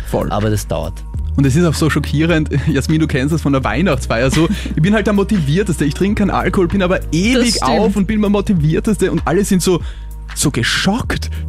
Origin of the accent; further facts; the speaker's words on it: Vienna, Austria; ich bin in Wien aufgewachsen